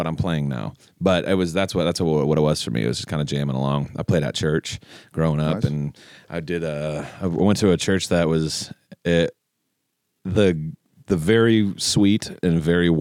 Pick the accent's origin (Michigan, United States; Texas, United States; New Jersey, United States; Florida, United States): Michigan, United States; Detroit; moved away as an adult; now in Minneapolis, United States; I'm originally from Detroit